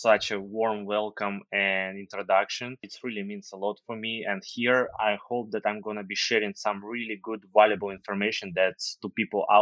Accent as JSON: {"language": "English", "country": "Ukraine", "tie": "born or raised there", "also_born_or_lived": "Dubai", "second_language": "English", "moved": "as an adult", "said": "So basically I'm from Ukraine, and in age of 22, I left Ukraine"}